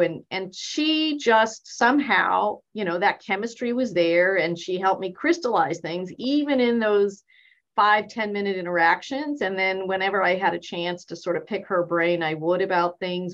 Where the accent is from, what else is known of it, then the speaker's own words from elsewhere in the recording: Bay Area, California, United States; moved away; also born or lived in Boston, Massachusetts / Texas; that's pretty much where I grew up in the Bay Area.